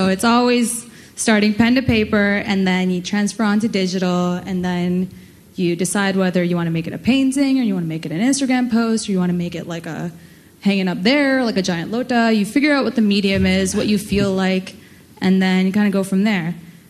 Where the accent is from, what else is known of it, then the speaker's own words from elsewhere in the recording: Karachi, Sindh, Pakistan; born there; moved away; Well, I was born in Pakistan, in Malir, and then to Karachi, to parents that are Bengali, and they're Bihari by way of Bangladesh, and Gujarat.